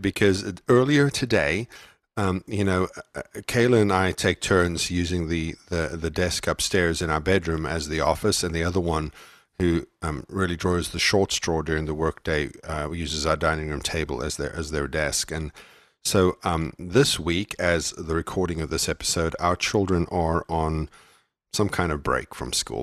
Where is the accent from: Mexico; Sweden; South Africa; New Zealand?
South Africa; moved away; I'm from, I was raised in South Africa.